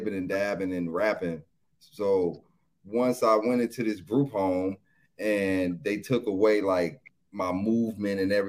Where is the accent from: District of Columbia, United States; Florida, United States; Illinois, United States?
Illinois, United States; Chicago; I'm from Chicago, east side of Chicago. You know what I'm saying? Technically the south side of Chicago, but east side of Chicago